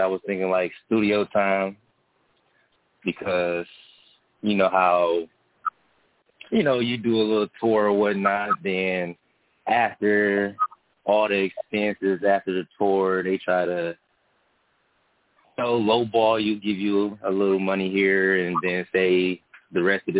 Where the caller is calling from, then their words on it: Detroit, Michigan, United States; Oh, I'm calling from Detroit.